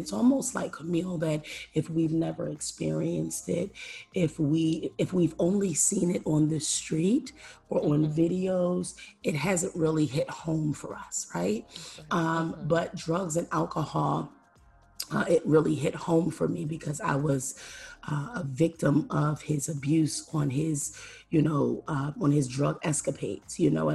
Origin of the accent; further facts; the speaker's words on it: Philadelphia, Pennsylvania, United States; I am born and raised in Philadelphia, Pennsylvania, inner city Philadelphia, Pennsylvania